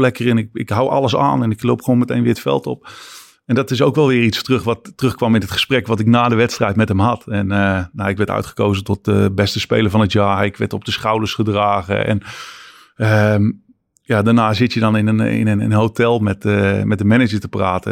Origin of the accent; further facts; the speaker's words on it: Netherlands; moved away; Als Nederlander dat je bent